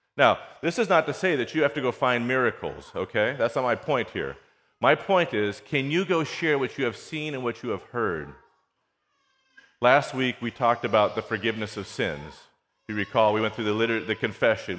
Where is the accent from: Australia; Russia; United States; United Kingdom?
United States; California; now in Houston, United States; I grew up on the West Coast, right, in California.